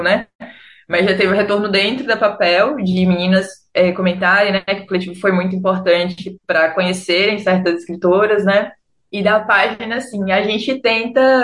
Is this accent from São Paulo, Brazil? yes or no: no; Fortaleza, Ceará, Brazil; moved away as an adult; now in Rio de Janeiro, Brazil; nesse tempo eu estava morando no Rio, mas eu sou de Fortaleza